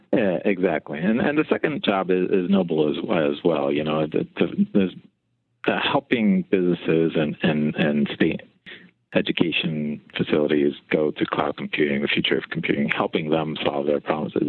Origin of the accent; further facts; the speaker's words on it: Philadelphia, Pennsylvania, United States; I actually grew up uh, on the outskirts of the ghetto, the top of the Broad Street line